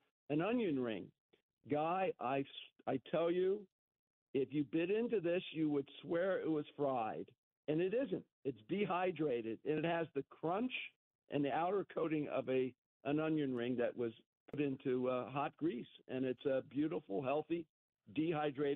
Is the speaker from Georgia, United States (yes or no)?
no; Cincinnati, Ohio, United States; now in Southern California, United States; the kids that I grew up with in Cincinnati